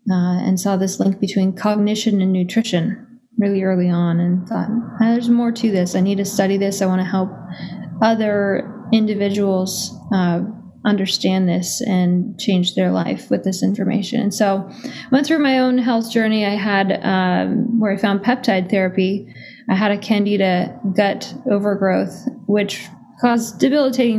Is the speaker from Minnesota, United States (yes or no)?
yes; Minnesota, United States; born or raised there